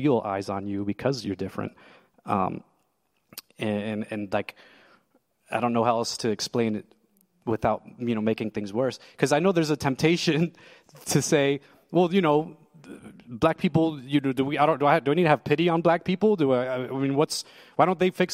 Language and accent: English; Lebanon, Pennsylvania, United States; also born or lived in New Jersey; I was born in New Jersey, and I moved to Lebanon, Pennsylvania